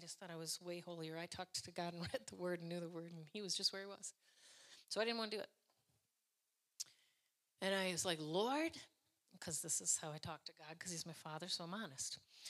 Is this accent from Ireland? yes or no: yes; Ireland; Listen, I'm Irish, so that was my story.